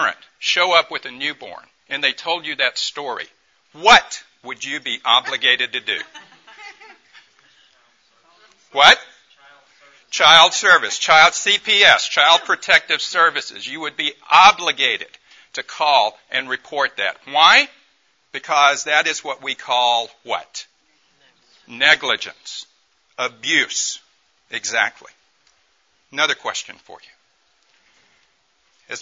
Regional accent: Tupelo, Mississippi, United States; I grew up in Mississippi, in Tupelo, Mississippi

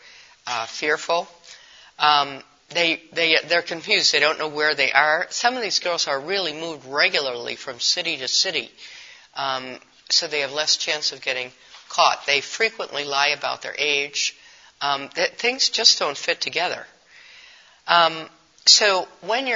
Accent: Milwaukee, Wisconsin, United States; In our city, I'm from Milwaukee

